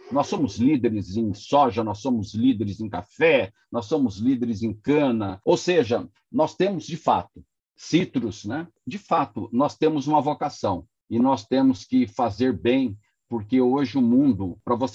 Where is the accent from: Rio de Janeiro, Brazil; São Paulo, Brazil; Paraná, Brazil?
Paraná, Brazil; Eu tenho certeza que, absoluta, que eu, como um bom pé vermelho.